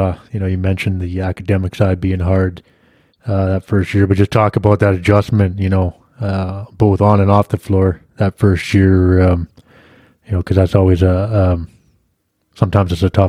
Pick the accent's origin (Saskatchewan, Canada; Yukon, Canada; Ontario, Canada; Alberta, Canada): Yukon, Canada; I grew up in the Yukon up north